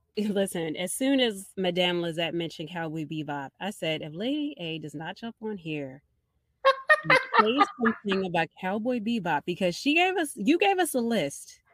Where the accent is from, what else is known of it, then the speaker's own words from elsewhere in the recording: Baltimore, Maryland, United States; everybody knows I'm from Baltimore and I'm from over west, but I grew up in the West Indian section of Baltimore City